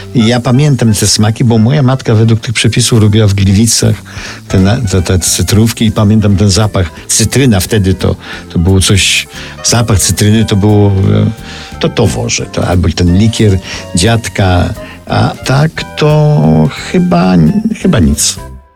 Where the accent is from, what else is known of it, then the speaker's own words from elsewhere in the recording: Lviv, Lviv Oblast, Ukraine; now in Paris, France; Ja nie jestem warszawiakiem, jestem lwowiakiem.